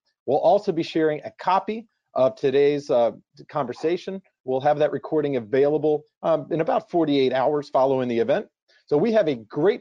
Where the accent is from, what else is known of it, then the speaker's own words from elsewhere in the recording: Ohio, United States; moved away; my home state of Ohio